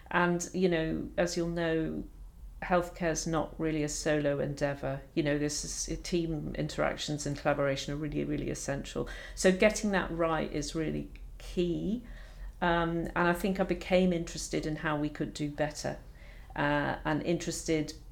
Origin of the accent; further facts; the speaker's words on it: Edinburgh, Scotland, United Kingdom; I had the fortune of growing up in Edinburgh, which is a beautiful city.